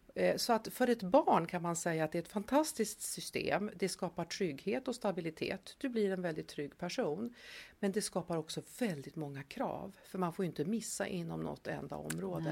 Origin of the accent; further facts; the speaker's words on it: Tierp, Uppsala County, Sweden; moved away as an adult; now in Stockholm, Sweden; Jag är uppvuxen i Tierp